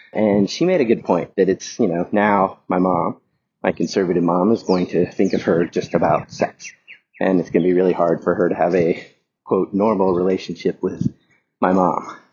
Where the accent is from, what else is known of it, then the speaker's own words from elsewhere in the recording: the South, United States; moved away; I grew up in the South in a fairly, very conservative family